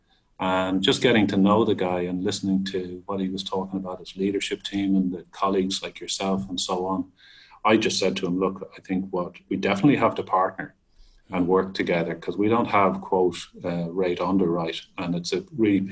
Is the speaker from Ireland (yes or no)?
yes; Ireland; being Irish